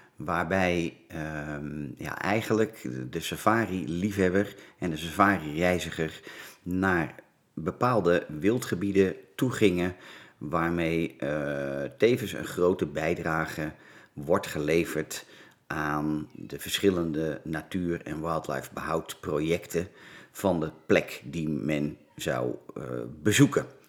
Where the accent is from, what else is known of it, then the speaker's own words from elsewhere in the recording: Laren, North Holland, Netherlands; Ik ben geboren in het Gooi, in het mooie dorpje Laren, Noord-Holland. Dus een Gooisjochie